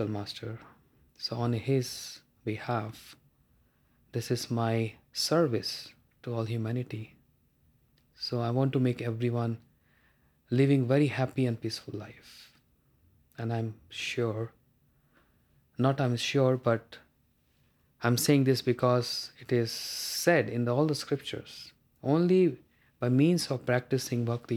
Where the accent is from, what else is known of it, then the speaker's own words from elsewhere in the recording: India; I'm from India, the land of Vedic knowledge